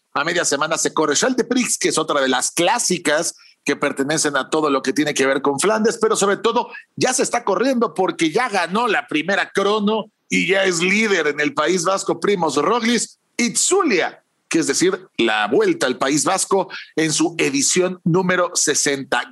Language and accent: Spanish; Mexico